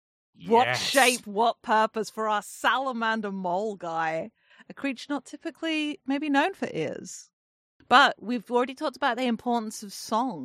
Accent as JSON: {"language": "English", "region": "England", "country": "United Kingdom", "said": "I mean, I am English, so I am like probably 70% water-based creature at this point. Tiny, shitty little island that we are."}